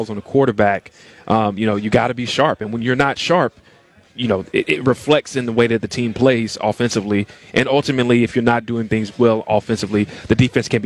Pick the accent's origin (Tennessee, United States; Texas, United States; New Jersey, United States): Tennessee, United States; I grew up in Tennessee